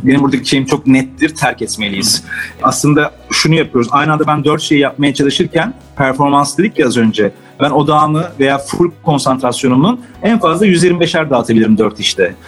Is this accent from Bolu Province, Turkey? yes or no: no; Istanbul, Turkey; Ben Beyoğlu'nda büyüdüm.